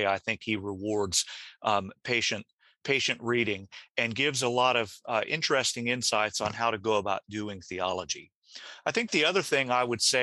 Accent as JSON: {"language": "English", "region": "the American South", "country": "United States", "tie": "born or raised there", "said": "I very vividly remember growing up in the American South"}